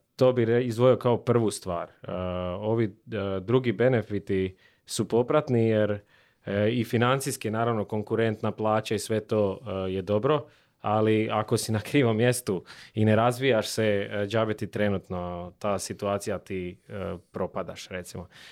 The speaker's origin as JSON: {"language": "Croatian", "region": "Slavonia", "country": "Croatia", "said": "dolazim iz Slavonije"}